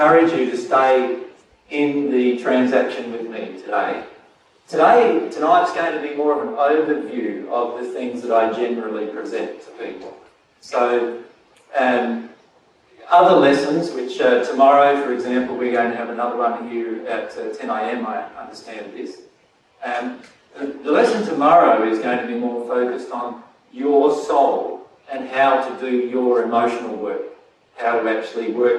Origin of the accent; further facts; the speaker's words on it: Australia; I'm Australian, right? So I speak Australian, not English.